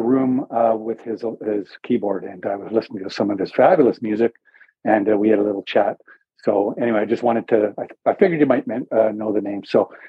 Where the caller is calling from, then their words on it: Kitchener, Ontario, Canada; I just wanted to let you know I'm calling from Robert J. Sawyer Country almost. I'm in Kitchener, area code 519.